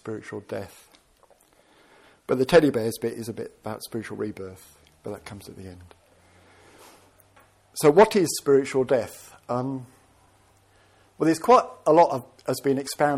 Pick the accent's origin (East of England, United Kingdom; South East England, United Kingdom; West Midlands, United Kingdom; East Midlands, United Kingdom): West Midlands, United Kingdom; Birmingham; I ended up being English and born in Birmingham